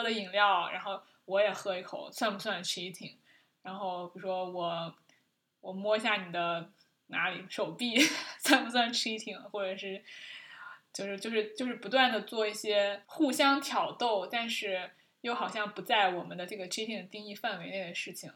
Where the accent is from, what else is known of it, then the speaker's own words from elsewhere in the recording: China; 我们中国人